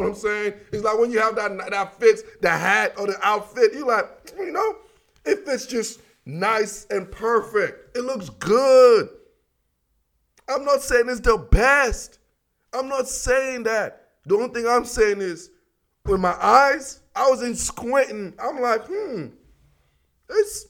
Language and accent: English; Washington, District of Columbia, United States; I'm from Chocolate City